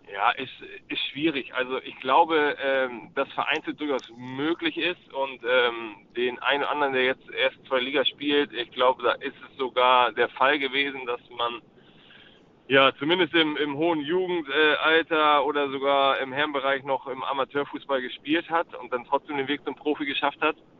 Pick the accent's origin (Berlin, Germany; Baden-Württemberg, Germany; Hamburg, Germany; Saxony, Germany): Hamburg, Germany; in meiner Heimatstadt